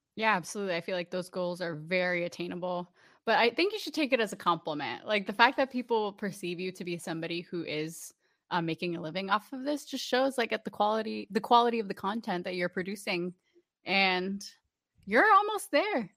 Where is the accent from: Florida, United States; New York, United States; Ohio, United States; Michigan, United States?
Florida, United States; Orlando; I grew up in Orlando